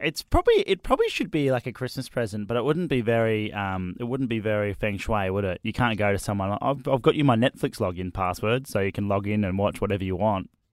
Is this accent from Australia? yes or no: yes; Australia; I'm not English. I'm Australian.